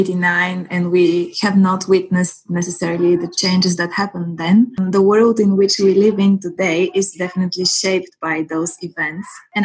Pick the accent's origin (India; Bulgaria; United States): Bulgaria; Sofia, Sofia City; also born or lived in northern Bulgaria; Then my family moved to Sofia, where I grew up.